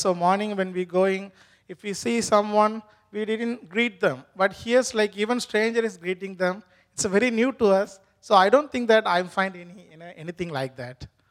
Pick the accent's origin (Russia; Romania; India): India; first language Tamil; English is a second language; moved away as an adult; now in New Hampshire, United States; my mother tongue is not basically Hindi, my mother tongue is Tamil